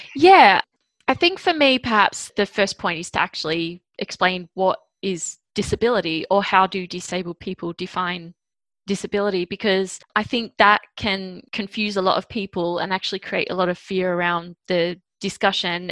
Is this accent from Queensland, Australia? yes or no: no; Sydney, New South Wales, Australia; I was born in Sydney, Australia